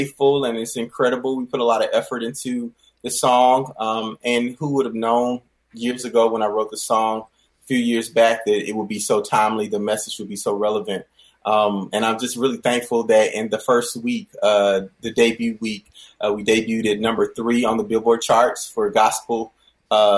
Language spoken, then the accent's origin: English; Rock Hill, South Carolina, United States; I grew up playing and singing in churches. You know, I'm from Rock Hill, South Carolina